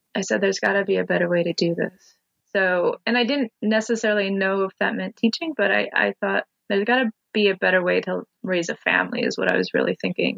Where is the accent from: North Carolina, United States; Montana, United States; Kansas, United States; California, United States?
Montana, United States; moved away as an adult; now in Olympia, United States; I was born in Montana and consider Montana home.